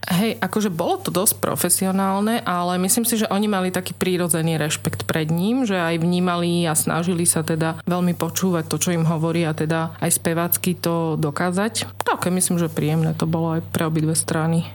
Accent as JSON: {"language": "Slovak", "town": "Trnava", "region": "Trnava Region", "country": "Slovakia", "tie": "born or raised there", "said": "ja som vyrastala, narodila som sa v Trnave a tu pôsobím."}